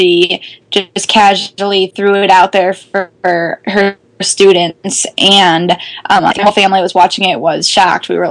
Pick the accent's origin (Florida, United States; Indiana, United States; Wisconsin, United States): Wisconsin, United States; I'm from Wisconsin